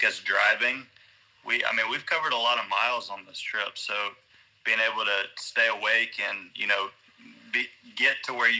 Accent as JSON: {"language": "English", "town": "Augusta", "region": "Georgia", "country": "United States", "moved": "yes", "said": "I'm from Augusta."}